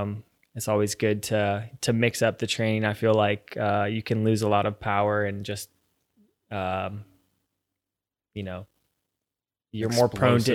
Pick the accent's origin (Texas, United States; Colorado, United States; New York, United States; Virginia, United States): Virginia, United States; Virginia Beach; born or raised there